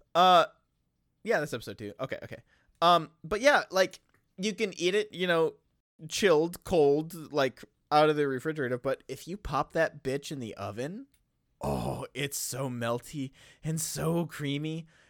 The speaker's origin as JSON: {"language": "English", "region": "Wisconsin", "country": "United States", "said": "I am from Wisconsin"}